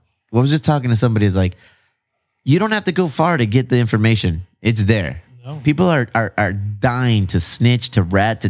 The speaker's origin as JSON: {"language": "English", "town": "Bonita", "region": "California", "country": "United States", "said": "I'm from Bonita. Okay? I'm from Bonita, all right?"}